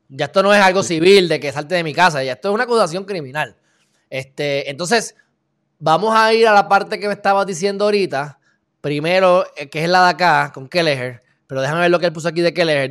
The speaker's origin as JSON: {"language": "Spanish", "country": "Puerto Rico", "said": "Nosotros como puertorriqueños"}